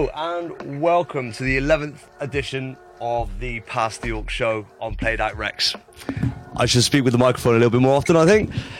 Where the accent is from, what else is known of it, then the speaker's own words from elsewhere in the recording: Gloucester, South West England, United Kingdom; we're from Gloucester.